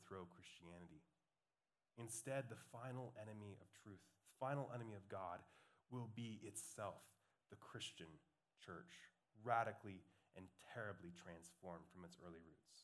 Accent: Montana, United States; moved away; also born or lived in California; Growing up in the Montanan desert

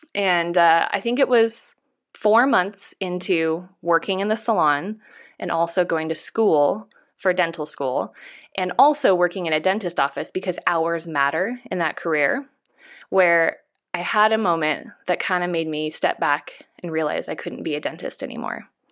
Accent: Chico, California, United States; I come from a really small town. I'm from Chico, California

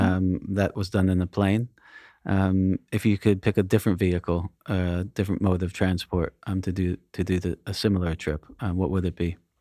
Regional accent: United States; I grew up near New York City

